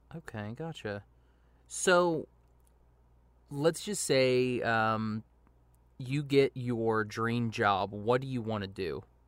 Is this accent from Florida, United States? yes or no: no; Shawnee, Oklahoma, United States; I'm, I'm from Shawnee